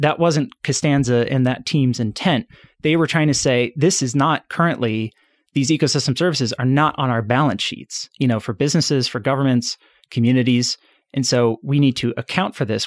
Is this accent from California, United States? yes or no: no; suburbs outside Chicago, Illinois, United States; I grew up in the suburbs outside, uh, Chicago, so born and raised in Illinois